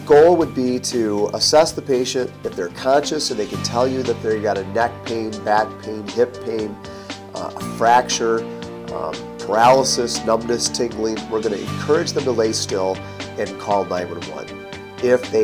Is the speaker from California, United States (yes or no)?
no; Michigan, United States; Michigan, my home state